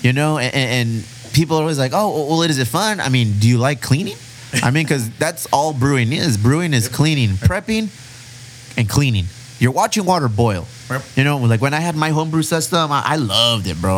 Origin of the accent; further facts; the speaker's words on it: San Diego, California, United States; we're from San Diego